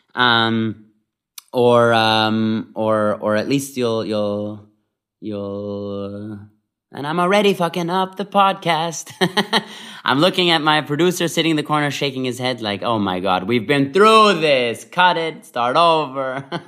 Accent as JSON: {"language": "English", "region": "Vienna", "country": "Austria", "tie": "born or raised there", "moved": "yes", "said": "I grew up in Vienna, Austria"}